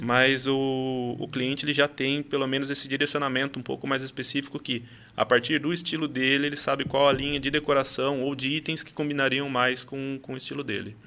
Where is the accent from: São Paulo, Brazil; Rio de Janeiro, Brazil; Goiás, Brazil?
São Paulo, Brazil; Salto; sou de Salto, nascido e criado aqui do lado de vocês